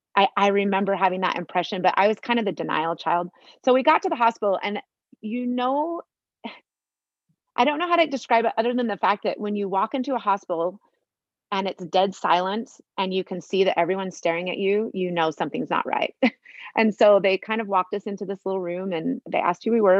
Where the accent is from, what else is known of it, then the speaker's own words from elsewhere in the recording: Sandy, Utah, United States; I grew up in Sandy, Utah. I lived there my whole life